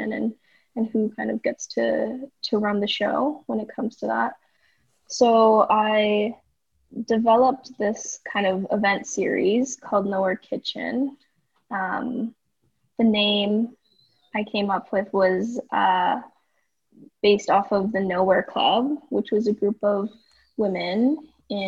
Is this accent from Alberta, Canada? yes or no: yes; Edmonton, Alberta, Canada; moved away as an adult; now in Vancouver, Canada; I'm from Edmonton, Alberta.